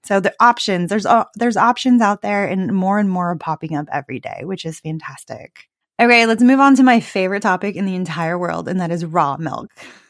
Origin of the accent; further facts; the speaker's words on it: California, United States; But I am from California. I lived in California for, you know, most of my adult life.